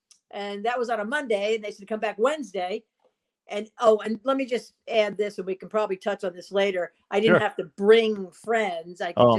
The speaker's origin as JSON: {"language": "English", "region": "New Jersey", "country": "United States", "tie": "born or raised there", "also_born_or_lived": "Boston", "moved": "as an adult", "said": "I grew up in Jersey, just outside of New York, about, 20 miles from the GW Bridge."}